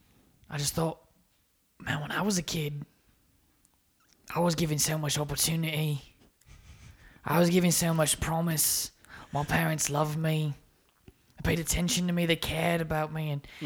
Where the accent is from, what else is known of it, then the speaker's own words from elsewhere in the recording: Divide, Colorado, United States; Yeah, I'm from Divide, Colorado.